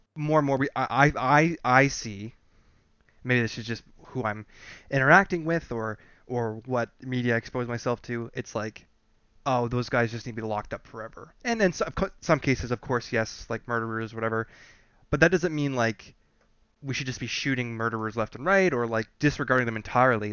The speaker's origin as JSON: {"language": "English", "country": "Canada", "said": "we're from Canada"}